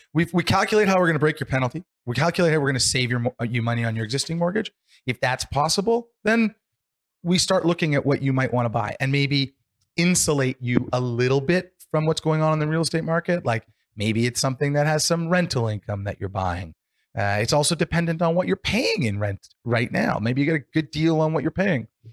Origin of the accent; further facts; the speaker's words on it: Canada; we're fortunate in Canada